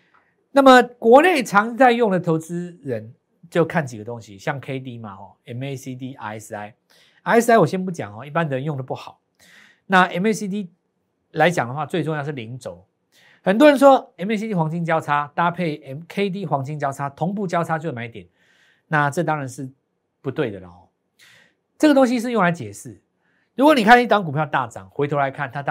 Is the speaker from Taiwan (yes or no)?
yes; Taiwan; 那全世界都都需要我们台湾人，台湾人好伟大